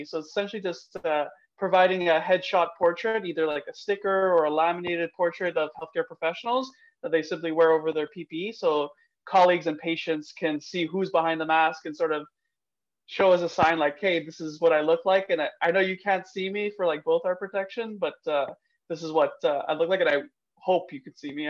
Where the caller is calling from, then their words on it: Montreal, Quebec, Canada; I'm a fifth-year PhD student at McGill University, calling in from Montreal